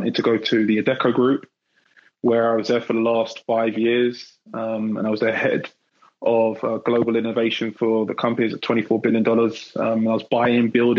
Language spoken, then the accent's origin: English; London, United Kingdom; moved away as an adult; now in Bay Area, United States; I grew up in England, born and bred in London